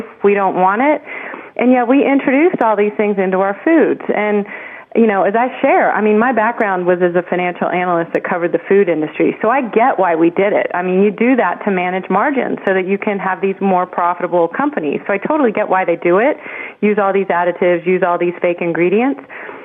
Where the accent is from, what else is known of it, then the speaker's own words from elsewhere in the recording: Texas, United States; I grew up in Texas